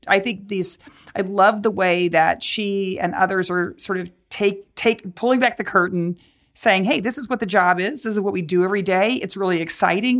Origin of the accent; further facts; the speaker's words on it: Dallas, Texas, United States; growing up in Dallas